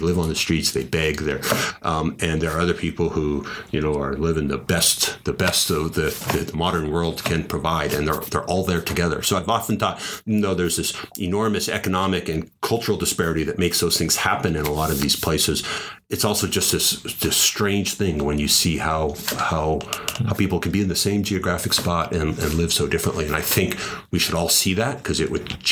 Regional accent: United States; I was born in the United States

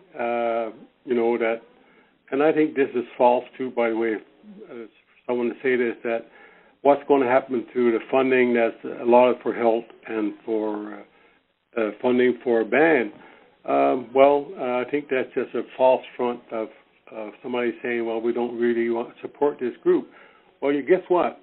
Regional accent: Newfoundland and Labrador, Canada; born or raised there; moved away

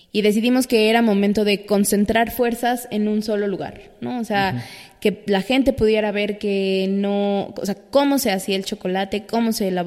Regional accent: Mexico; de todos nosotros como mexicanos

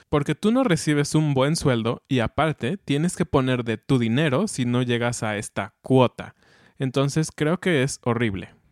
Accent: Mexico; como mexicanos

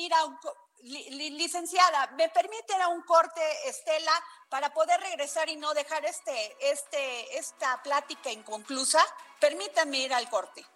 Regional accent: Mexico; quienes somos usuarios mexicanas

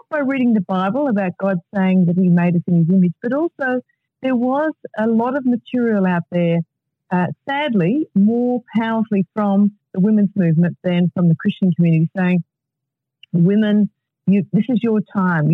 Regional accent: Melbourne, Victoria, Australia; I grew up in Melbourne

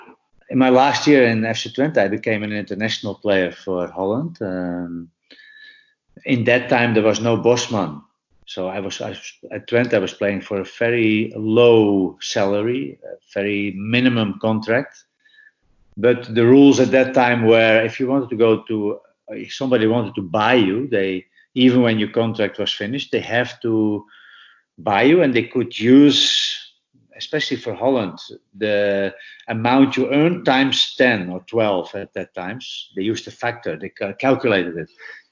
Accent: Chocó, Colombia; English is a second language; moved away as an adult; I didn't have any any pounds or whatever, because I came from El Choco. I wasn't prepared. I had to fly straight from to Glasgow.

